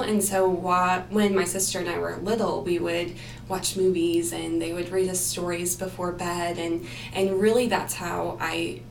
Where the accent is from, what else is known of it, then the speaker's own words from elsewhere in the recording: Farmington, Arkansas, United States; I'm from Northwest Arkansas originally, from the community of Farmington